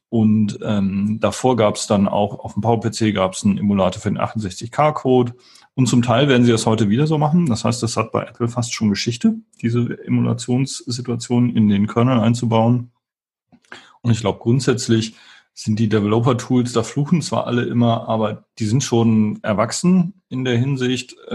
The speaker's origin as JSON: {"language": "German", "town": "Wuppertal", "region": "North Rhine-Westphalia", "country": "Germany", "said": "Ich komme aus Wuppertal ursprünglich"}